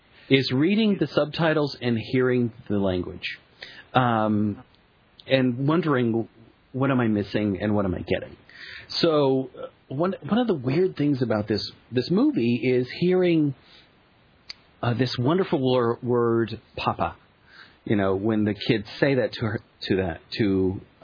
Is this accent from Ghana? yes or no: no; England, United Kingdom; Because we're English.